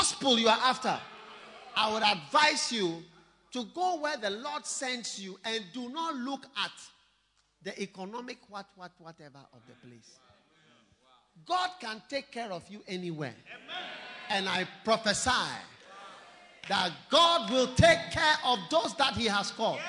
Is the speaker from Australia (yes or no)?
no; Ghana; also born or lived in Switzerland; I'm equally Swiss as I am Ghanaian. My mother is from Switzerland, my father is from Ghana